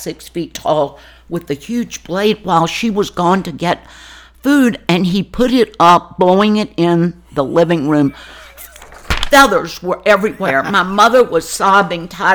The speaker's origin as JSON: {"language": "English", "town": "Burkeville", "region": "Virginia", "country": "United States", "tie": "born or raised there", "also_born_or_lived": "Richmond, Virginia", "moved": "as an adult", "lives_now": "Ashland, United States", "said": "I was born in Richmond and then immediately taken to the farm in Burkeville, Virginia"}